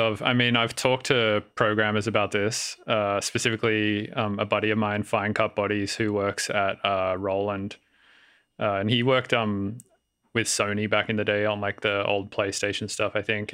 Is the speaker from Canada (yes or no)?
no; Sydney, New South Wales, Australia; moved away as an adult; also born or lived in Melbourne / Denver; now in San Francisco, United States; I grew up in Sydney, and then I moved to Melbourne for a while